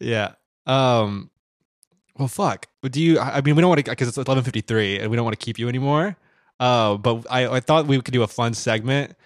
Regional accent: Midwest, United States; I'm from the Midwest

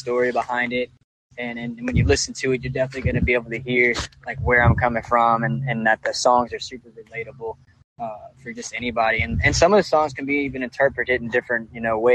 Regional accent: Baton Rouge, Louisiana, United States; growing up in Baton Rouge

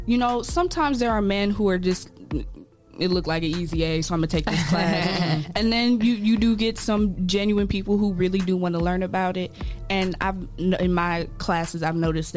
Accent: Columbus, Ohio, United States; also born or lived in Bowling Green, Ohio; I'm born and raised in Columbus, Ohio. Moved out in the greater Toledo area, Bowling Green area, for school

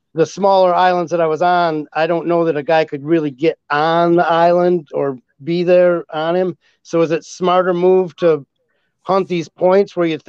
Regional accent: Northern Lower Michigan, United States; I'm from the Northern Michigan area, the Lower Michigan area

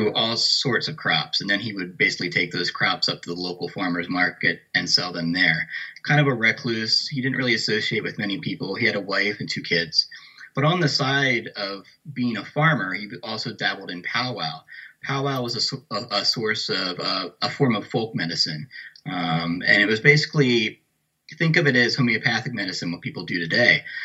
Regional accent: York, Pennsylvania, United States; where I grew up in New York, Pennsylvania

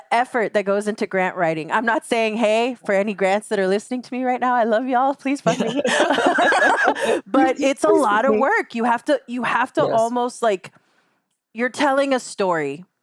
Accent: Rio Grande Valley, Texas, United States; I'm very clear about where I'm from. I'm from the Rio Grande Valley. The Rio Grande Valley is along the border of Mexico.

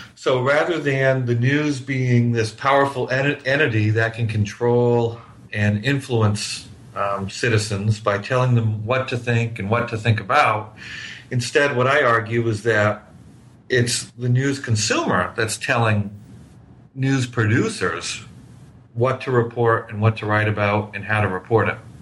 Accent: New Hampshire, United States; now in Miami, United States; I grew up in New Hampshire

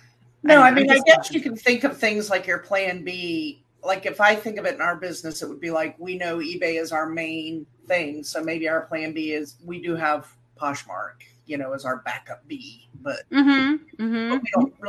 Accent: Hilton Head Island, South Carolina, United States; growing up on Hilton Head

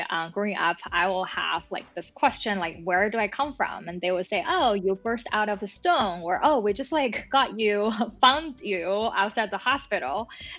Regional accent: China; moved away as an adult; now in United States; I feel like before I came to the States, there's no this definition or concept of dating. To your question around growing up in China

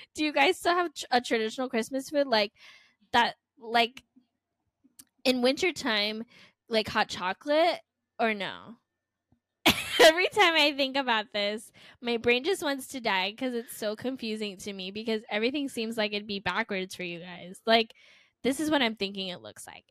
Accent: Florida, United States; we're from Florida

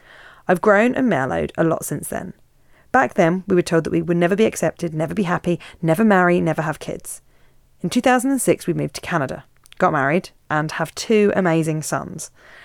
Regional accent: Isle of Man; I'm 50 now and I grew up on the Isle of Man when it was still illegal to be gay and when gay men were aggressively prosecuted by the police.

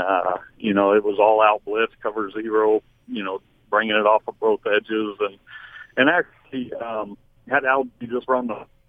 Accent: Texas, United States; moved away as an adult; also born or lived in Utah; I grew up in Texas

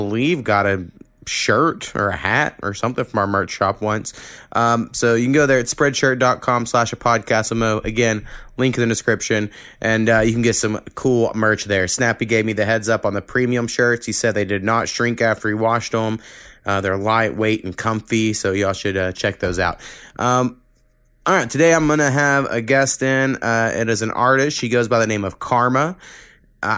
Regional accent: Oklahoma, United States; where I grew up like 4 miles above the state line of Texas and Oklahoma.

